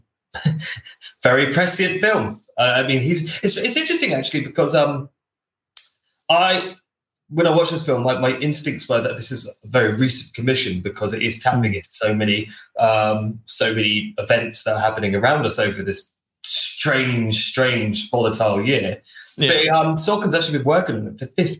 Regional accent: United Kingdom; we're British

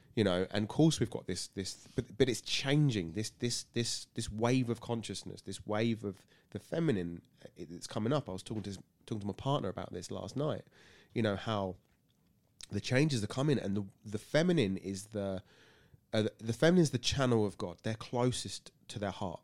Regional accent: Burgess Hill, South East England, United Kingdom; moved away as an adult; now in Tunbridge Wells, United Kingdom; I'm born and bred in Burgessel

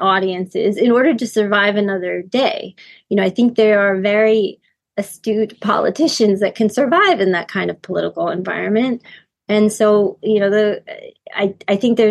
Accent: United States; I'm also American

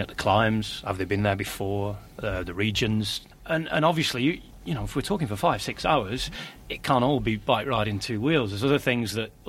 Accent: Accrington, North West England, United Kingdom; also born or lived in Canary Islands; now in Mallorca, Spain; from Accrington originally

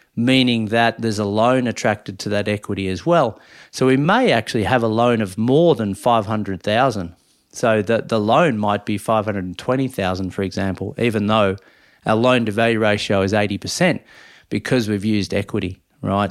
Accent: Minyip, Victoria, Australia; moved away; I've always wanted to be a ratepayer back in my hometown

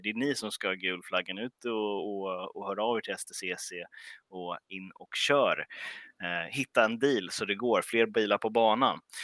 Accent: Stockholm, Stockholm County, Sweden; jag som, eh, som stockholmare

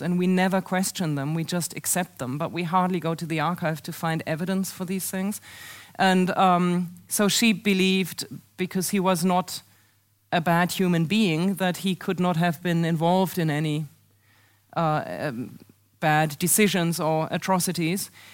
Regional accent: Germany; moved away as an adult; now in United States; a driving school that was for sale in my hometown in 1933

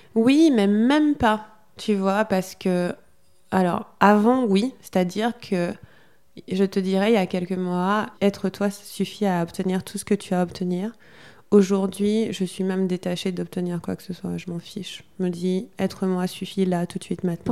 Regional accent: Guadeloupe; je suis guadeloupéenne, en Guadeloupe

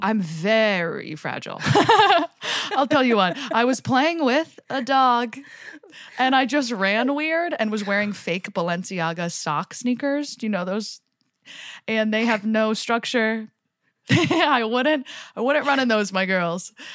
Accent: Jersey Shore, New Jersey, United States; moved away; also born or lived in New York; I grew up in the Jersey Shore.

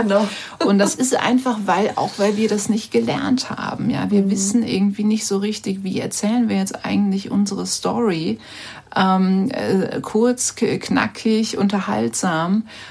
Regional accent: Rhineland, Germany; moved away as an adult; also born or lived in New York; now in Vienna, Austria; ich bin ja auch äh, im Rheinland aufgewachsen, ich bin ja auch keine Amerikanerin

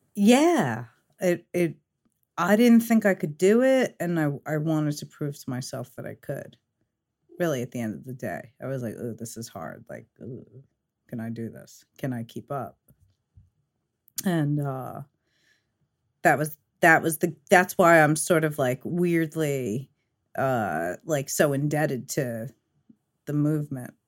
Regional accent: New York City, New York, United States; also born or lived in Long Island; I'm originally from Fresh Meadows, Queens.

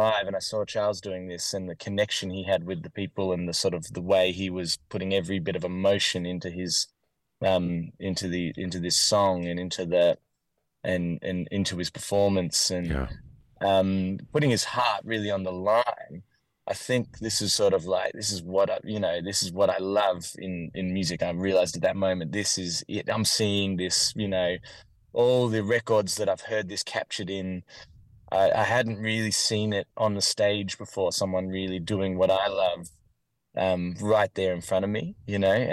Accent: Warrandyte, Victoria, Australia; I grew up in a town called Warrandyte, which is in Victoria, Australia

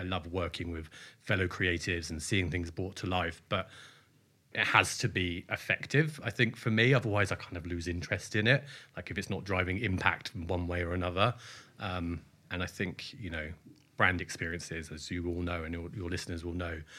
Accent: Bracknell, South East England, United Kingdom; I grew up just outside Reading in a very fascinating town called Bracknell, famous for its indoor-outdoor fake ski slope and its amazing coral reef water park

